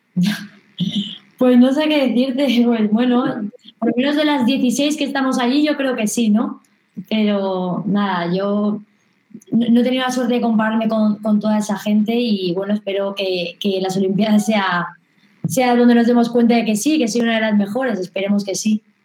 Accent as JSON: {"language": "Spanish", "town": "Madrid", "region": "Community of Madrid", "country": "Spain", "said": "yo soy de Madrid, pero compito por Castilla-La Mancha"}